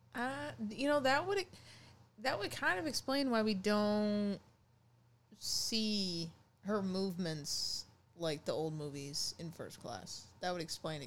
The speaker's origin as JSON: {"language": "English", "region": "Maine", "country": "United States", "said": "I'm from Maine here"}